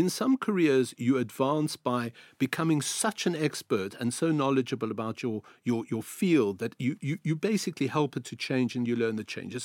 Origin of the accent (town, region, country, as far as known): South Africa; accent: South African; moved away as an adult; also born or lived in Greece